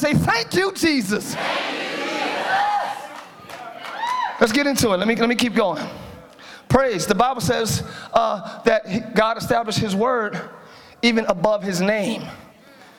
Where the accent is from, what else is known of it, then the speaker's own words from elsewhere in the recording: Philadelphia, Pennsylvania, United States; I'm from Philly.